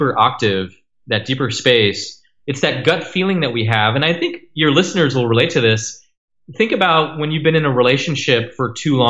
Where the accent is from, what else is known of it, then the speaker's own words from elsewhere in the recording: Bay Area, California, United States; also born or lived in Arizona / Nepal / India; now in France; I was born in Arizona and grew up in the Bay Area